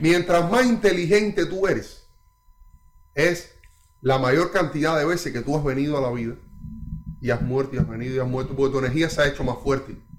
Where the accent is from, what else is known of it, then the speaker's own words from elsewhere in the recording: Cuba; now in Canada; mi niñez en Cuba